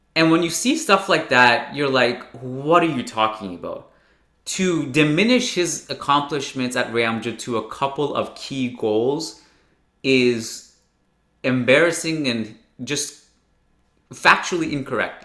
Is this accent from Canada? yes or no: yes; Canada; me as a Canadian